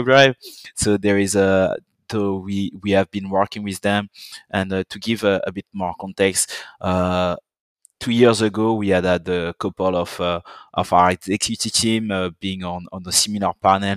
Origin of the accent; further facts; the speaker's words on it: Guadeloupe; accent: French; English is a second language; also born or lived in Paris, France / Dijon, France; now in London, United Kingdom; I grew up in a French island that everyone might know for Death in Paradise